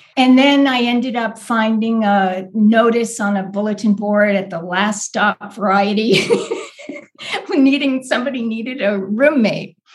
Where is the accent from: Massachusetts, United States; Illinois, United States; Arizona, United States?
Massachusetts, United States; Boston; I grew up right outside of Boston in the suburbs